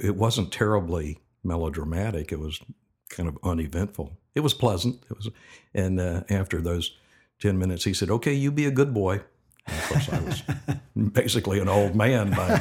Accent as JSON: {"language": "English", "town": "Tampa", "region": "Florida", "country": "United States", "tie": "born or raised there", "also_born_or_lived": "Birmingham, Alabama", "said": "I'm from Birmingham, Alabama. I moved to Tampa when I was six. And I've been here ever since"}